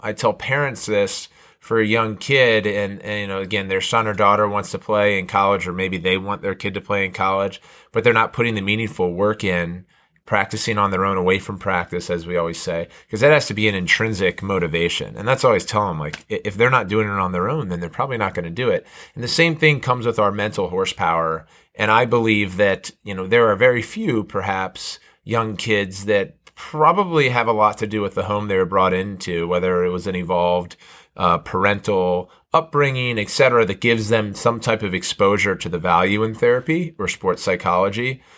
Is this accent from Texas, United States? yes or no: no; Montgomery County, Maryland, United States; growing up in Montgomery County